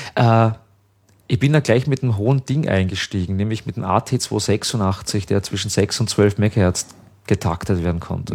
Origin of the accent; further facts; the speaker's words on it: 30 km from Vienna, Lower Austria, Austria; ich halt groß geworden bin, halt äh, da 30 Kilometer von Wien entfernt